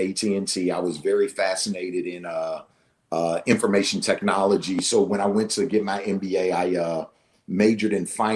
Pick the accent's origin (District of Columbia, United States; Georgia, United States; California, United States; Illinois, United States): District of Columbia, United States; Washington; moved away as an adult; also born or lived in Pittsburgh / New Jersey; went to D.C. for the summer where I grew up